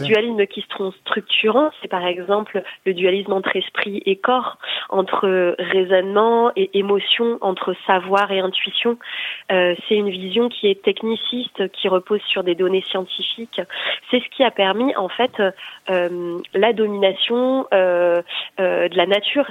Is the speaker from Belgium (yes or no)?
no; Brittany, France; J'ai grandi dans une dans une culture familiale anti-nucléaire aussi, euh, parce que je suis née en Bretagne